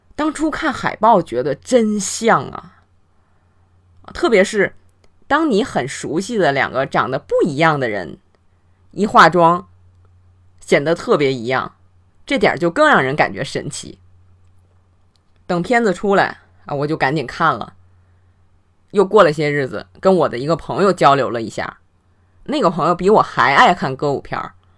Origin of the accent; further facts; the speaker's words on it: China; 我们中国人